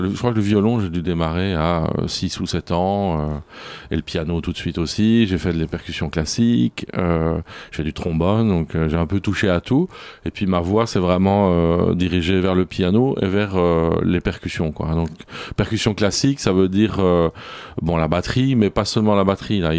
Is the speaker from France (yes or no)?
no; Belgium; J'ai grandi, grandi en Belgique.